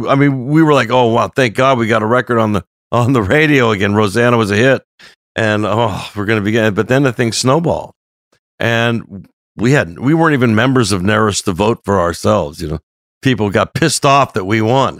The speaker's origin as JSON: {"language": "English", "town": "Los Angeles", "region": "California", "country": "United States", "said": "we're from North Hollywood"}